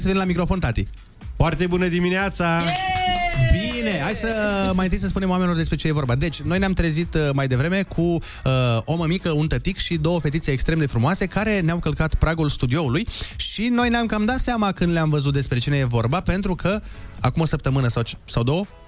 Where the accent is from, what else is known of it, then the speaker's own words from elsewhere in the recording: Suceava, Suceava County, Romania; now in Bucharest, Romania; Eu vin din Suceava, unde la noi e cu credință, e cu mănăstiri, cu biserici, e Bucovina